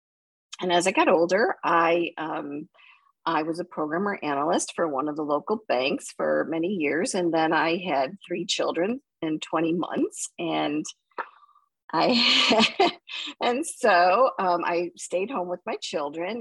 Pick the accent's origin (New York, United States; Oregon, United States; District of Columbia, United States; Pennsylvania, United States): New York, United States; Buffalo; I grew up in Buffalo, New York, and I was the oldest of four children